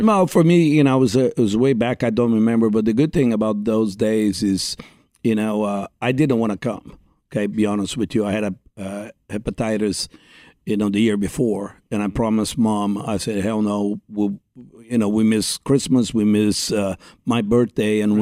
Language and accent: English; Brazil; English is a second language; moved away as an adult; growing up in Brazil